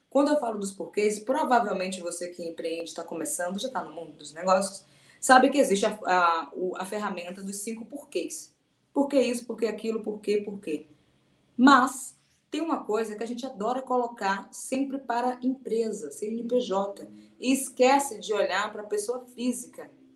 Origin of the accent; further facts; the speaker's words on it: Salvador, Bahia, Brazil; Sou de Salvador